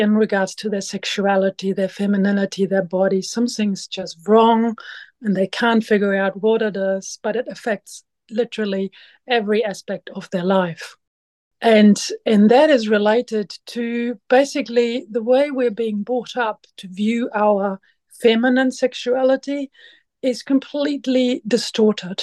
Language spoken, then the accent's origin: English; Germany; moved away as an adult; now in Waiheke Island, New Zealand; I'm originally from Germany and I came to New Zealand 20 years ago